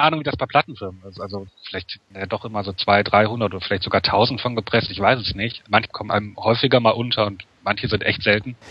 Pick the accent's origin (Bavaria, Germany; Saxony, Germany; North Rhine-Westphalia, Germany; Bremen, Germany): North Rhine-Westphalia, Germany; Wuppertal; ich komme ja aus Wuppertal